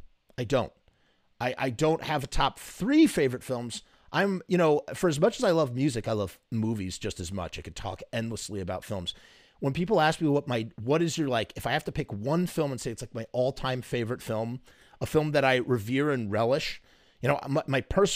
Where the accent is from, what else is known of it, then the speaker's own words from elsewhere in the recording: Pittsburgh, Pennsylvania, United States; I'm from Pittsburgh, PA originally, and it's filmed just north of us in Evans City.